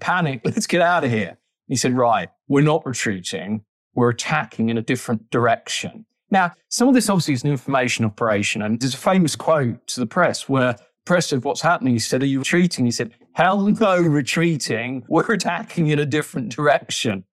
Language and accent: English; United Kingdom; as British people